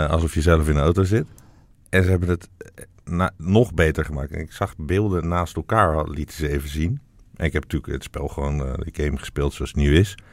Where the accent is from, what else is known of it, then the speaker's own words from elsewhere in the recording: Friesland, Netherlands; dan wil ik kom uit Friesland en ik wil gewoon dat we allemaal